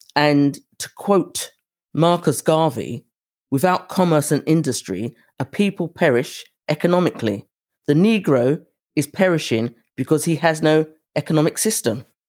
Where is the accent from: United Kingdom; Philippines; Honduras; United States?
United Kingdom; accent: British; my British accent